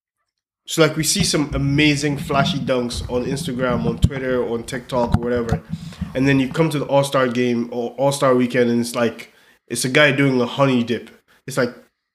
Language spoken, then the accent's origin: English; Nigeria; I'm Nigerian